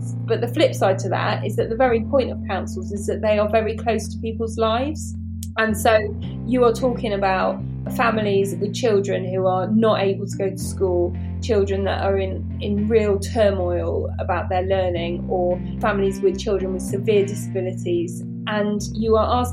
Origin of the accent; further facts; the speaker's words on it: Bristol, South West England, United Kingdom; We're both from Bristol